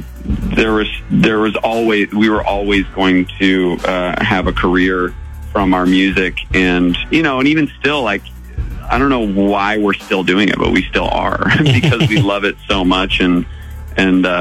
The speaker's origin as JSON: {"language": "English", "region": "upstate New York", "country": "United States", "tie": "born or raised there", "moved": "yes", "lives_now": "California, United States", "said": "growing up in upstate New York, I was in the middle of the woods and the freezing cold"}